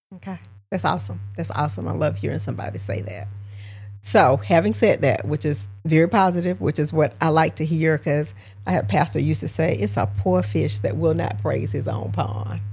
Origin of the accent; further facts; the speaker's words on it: Augusta, Georgia, United States; my hometown, born and raised here.